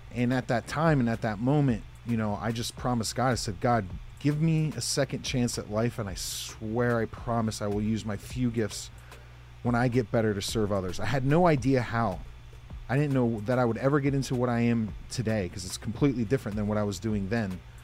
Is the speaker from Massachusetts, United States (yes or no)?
no; Pocono Mountains, Northeast Pennsylvania, United States; I'm from Northeast Pennsylvania, called the Pocono Mountains. Grew up on a 75 acre horse farm